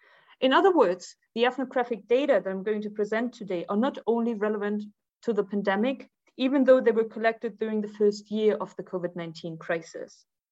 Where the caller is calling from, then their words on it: Tunis, Tunis Governorate, Tunisia; As Carol already said, I'm joining you from Tunis today.